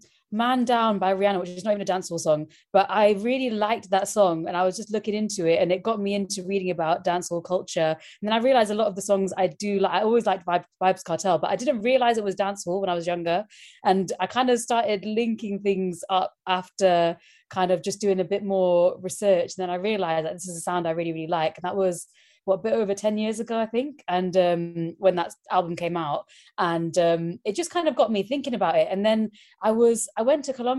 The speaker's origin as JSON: {"language": "English", "town": "Kottayur", "region": "Tamil Nadu", "country": "India", "tie": "born or raised there", "also_born_or_lived": "Chennai", "said": "So I was born in Chennai, and then we moved, Chennai is where I'm from in South India, in Tamil Nadu, and we moved to my home village, which is called Kottayur."}